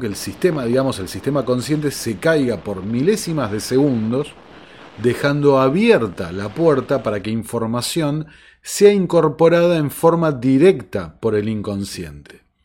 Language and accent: Spanish; Argentina; en países como el mío, como la Argentina